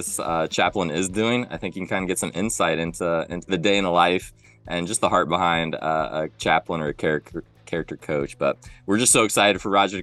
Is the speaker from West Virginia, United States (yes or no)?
no; central Illinois, United States; I grew up in Middle Illinois